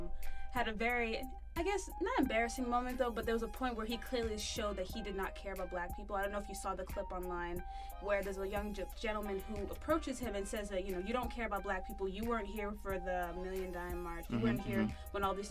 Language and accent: English; Southern California, United States; now in New York, United States; I'm from California